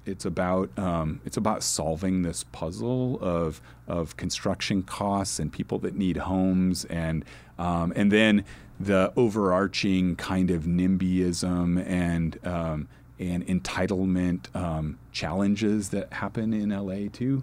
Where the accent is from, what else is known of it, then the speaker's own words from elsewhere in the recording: Nebraska, United States; also born or lived in New Orleans, Louisiana / Phoenix, Arizona; now in Los Angeles, United States; I grew up in Nebraska, I live in L